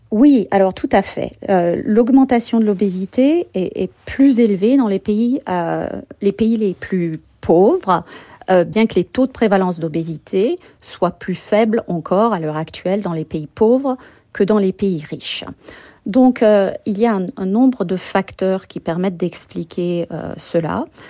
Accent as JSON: {"language": "French", "country": "France", "moved": "as an adult", "lives_now": "United States", "said": "je suis française, comme vous le savez, et je suis allée vivre aux États-Unis"}